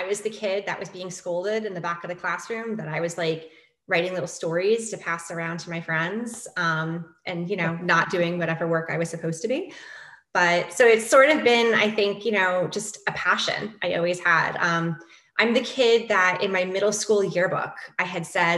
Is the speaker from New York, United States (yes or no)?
yes; New York, United States; moved away; I am a New Yorker